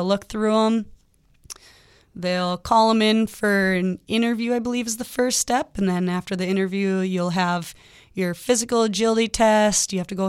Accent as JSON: {"language": "English", "town": "Lakeville", "region": "Minnesota", "country": "United States", "tie": "born or raised there", "lives_now": "Bemidji, United States", "said": "I'm from the cities, so I grew up down in Lakeville."}